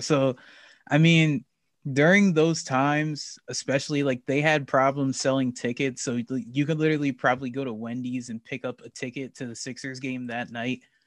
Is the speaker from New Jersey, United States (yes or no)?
yes; New Jersey, United States; I'm from New Jersey, so I live about forty minutes